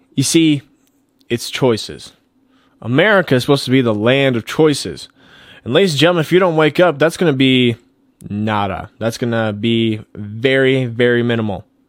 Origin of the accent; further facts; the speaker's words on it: Colorado, United States; back here into my home state, Colorado